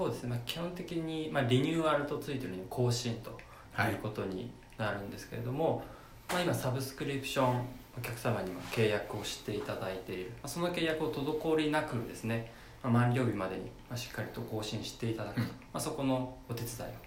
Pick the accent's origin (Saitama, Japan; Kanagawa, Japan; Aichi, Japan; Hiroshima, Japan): Kanagawa, Japan; Kawasaki; 私の地元川崎にあります